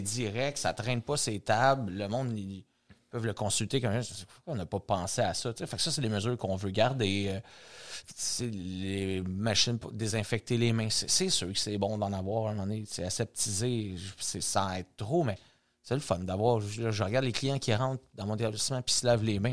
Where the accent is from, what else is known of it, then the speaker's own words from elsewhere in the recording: Saint-Jean-sur-Richelieu, Quebec, Canada; on est à Saint-Jean-sur-Richelieu, c'est ma ville natale